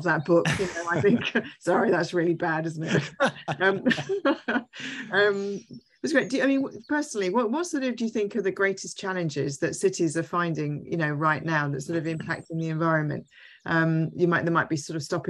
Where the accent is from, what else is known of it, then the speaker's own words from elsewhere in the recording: London, United Kingdom; I was born in London and my mother's family were all London, like from like 1800s